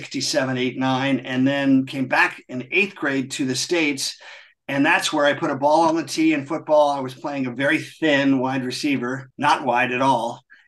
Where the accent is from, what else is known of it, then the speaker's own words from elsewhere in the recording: England, United Kingdom; also born or lived in Munich, Delaware, United States; And so I was born in Munich, only lived there for less than a year, then came back to England when I was 9. And that was 1965.